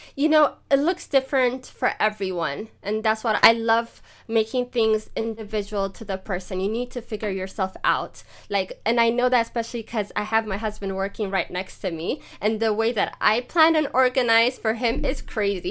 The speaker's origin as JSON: {"language": "English", "country": "Ethiopia", "moved": "yes", "lives_now": "Germany", "said": "I'm Ethiopian"}